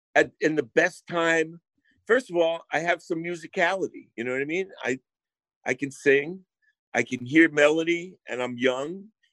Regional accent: Rome, Lazio, Italy; And then the …, the … and I grew up in Rome, you know, so I was very inspired, man.

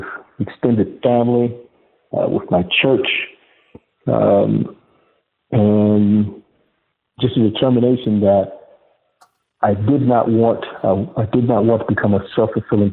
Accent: Augusta, Georgia, United States; also born or lived in Washington, D.C.; I was born in Washington, D.C., Noah, and I grew up in East Augusta, Georgia, in a section of the city affectionately known as the Bottom

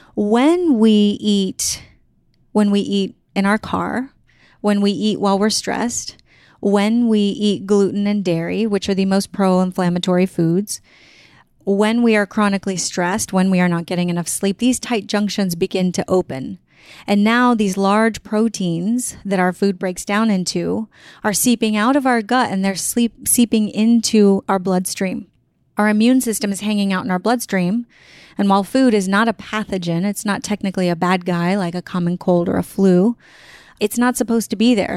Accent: San Antonio, Texas, United States; I grew up in San Antonio, Texas, I grew up with just my mom

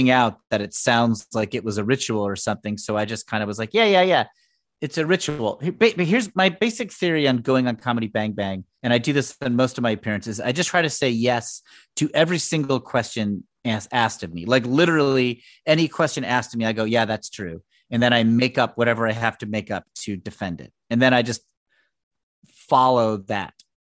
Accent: Connecticut, United States; I'm from Connecticut

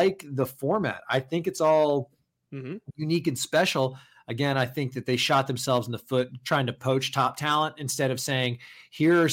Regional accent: the South, United States; I am from the South

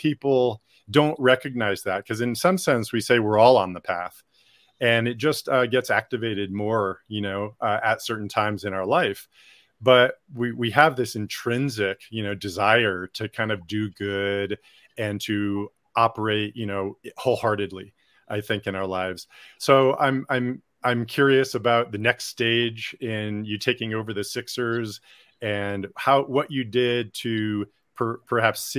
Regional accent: Connecticut, United States; growing up in Connecticut

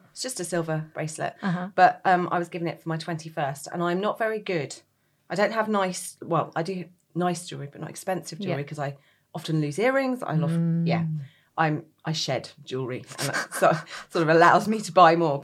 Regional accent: Bromley, London, United Kingdom; moved away as an adult; also born or lived in Reading / Greenwich; I grew up in Bromley

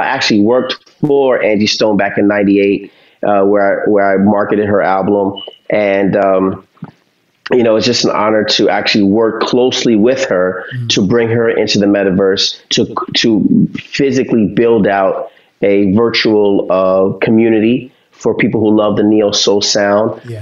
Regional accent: New York City, New York, United States; We're from Harlem

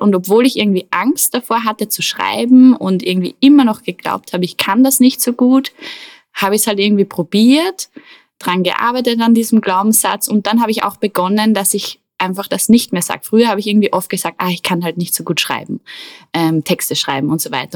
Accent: Attersee, Upper Austria, Austria; am Attersee, wo ich aufgewachsen bin

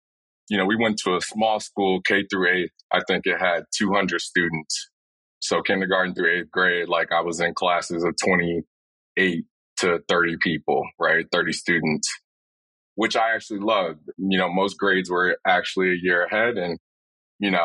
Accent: Chicago, Illinois, United States; also born or lived in Orlando, Florida; I was born and raised in Chicago, Illinois

